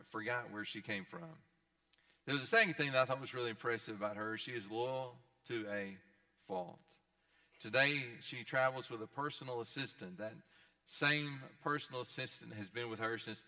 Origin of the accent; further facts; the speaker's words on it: East Tennessee, United States; I'm from East Tennessee, and Dolly Parton's from where I'm from